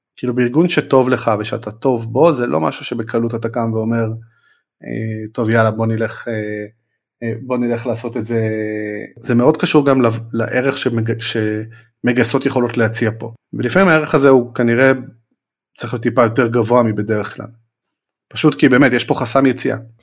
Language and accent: Hebrew; Israel; אנחנו ישראלים